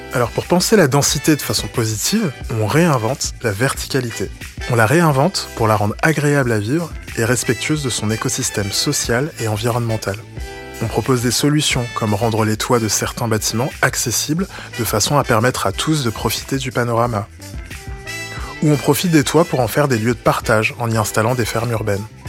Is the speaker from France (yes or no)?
yes; France; chez nous, en France, en Europe